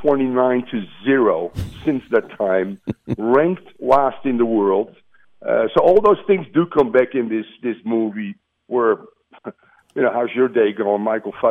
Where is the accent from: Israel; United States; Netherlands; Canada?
Netherlands; Amsterdam, North Holland; I'm from Amsterdam. I'm an Ajax guy